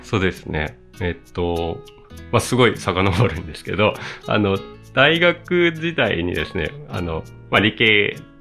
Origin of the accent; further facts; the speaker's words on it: Asahikawa, Hokkaido, Japan; moved away as an adult; also born or lived in Tokyo; 僕、あの、北海道出身、北海道のね、旭川出身なんですよね